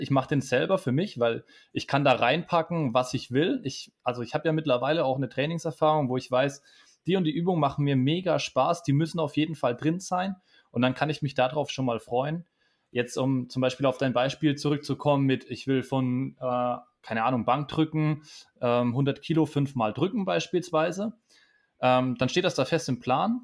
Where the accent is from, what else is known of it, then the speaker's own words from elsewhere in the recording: Bamberg, Bavaria, Germany; aus meiner Heimatstadt in Bamberg